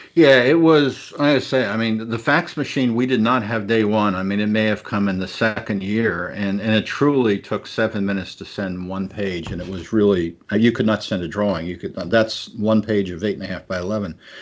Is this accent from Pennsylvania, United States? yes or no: yes; Pennsylvania, United States; moved away as an adult; also born or lived in Washington, D.C. / Palo Alto, California / Los Angeles, California; growing up in Pennsylvania